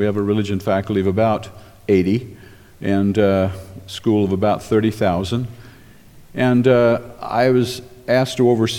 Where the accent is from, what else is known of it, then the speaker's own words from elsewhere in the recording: Baton Rouge, Louisiana, United States; I was born and reared in Baton Rouge, Louisiana. That meant that most all of my friends were either Southern Baptist or Roman Catholic.